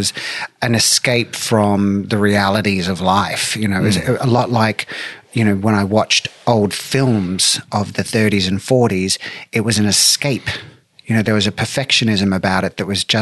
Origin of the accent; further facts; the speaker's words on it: Brisbane, Queensland, Australia; moved away; I was born on September 21st, 1968 in Brisbane, Australia